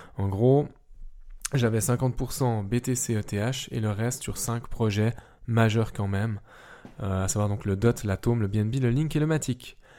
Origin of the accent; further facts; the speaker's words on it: Switzerland; vu que je suis suisse et donc pas forcément européen